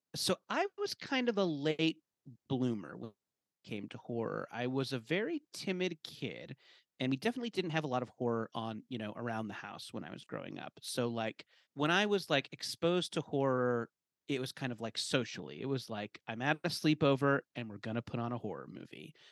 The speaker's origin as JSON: {"language": "English", "area": "Orange County", "region": "California", "country": "United States", "tie": "born or raised there", "said": "I grew up in Orange County, California"}